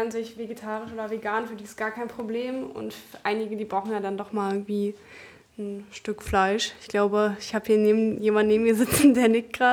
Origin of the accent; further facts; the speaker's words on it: Germany; moved away; wir kommen ja aus der Nähe von Berlin